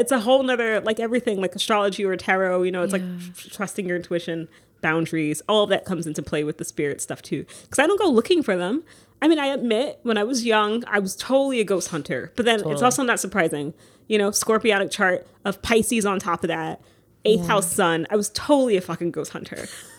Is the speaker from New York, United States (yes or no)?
yes; New York City, New York, United States; Up in the South Bronx in, like, I'm pretty sure one of the most haunted buildings in the Bronx.